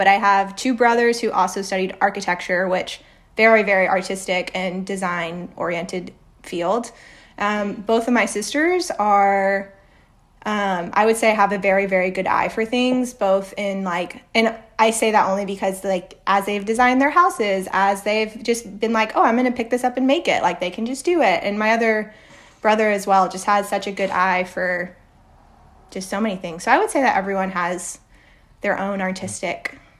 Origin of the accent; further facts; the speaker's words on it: Oklahoma City, Oklahoma, United States; born there; also born or lived in Costa Rica / Argentina; Nope. I was born in Oklahoma. And then actually we moved to Costa Rica for a year. And then we went to Argentina.